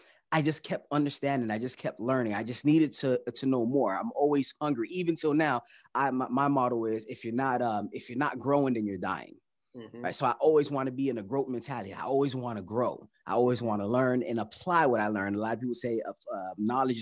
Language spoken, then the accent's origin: English; Miami, Florida, United States; first language Haitian Creole; English is a second language; I was born here in Miami and learned English through middle school and high school